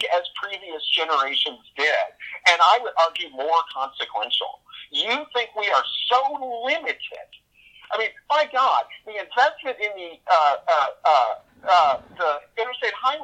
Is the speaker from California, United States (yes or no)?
no; Texas, United States; I grew up in Texas